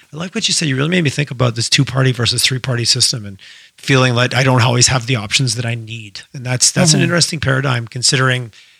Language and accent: English; Quebec, Canada; moved away as an adult; also born or lived in Alberta; now in Calgary, Canada; I grew up in Quebec, so I'm very familiar with the word referendum